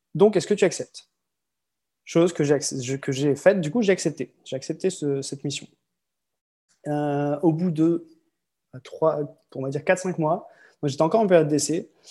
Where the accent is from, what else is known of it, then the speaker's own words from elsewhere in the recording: Lille, Hauts-de-France, France; moved away as an adult; also born or lived in Croix / Marseille / Malaga, Spain; je suis né euh, à Croix, dans le Nord, tout près de Lille. Lille où j'ai vécu quasiment toute ma vie